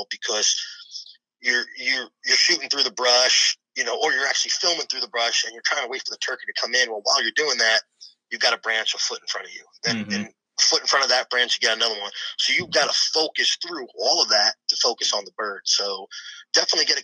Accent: Long Island, New York, United States; moved away as an adult; growing up on Long Island

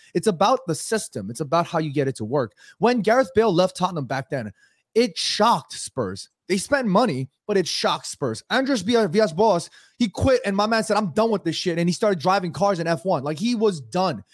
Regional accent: United States; I grew up here in America as an immigrant

